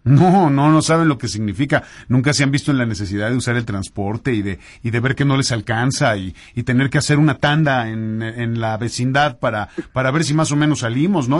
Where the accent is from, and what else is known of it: Mexico